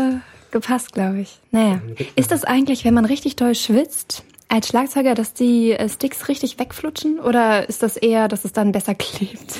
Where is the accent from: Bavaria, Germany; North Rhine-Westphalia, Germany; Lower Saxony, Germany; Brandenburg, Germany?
Lower Saxony, Germany; Hanover region; Ich komme auch aus der Region Hannover. Gerade so am Ende Elershausen, das ist so ein Dorf, da fängt dann Zelle bald an.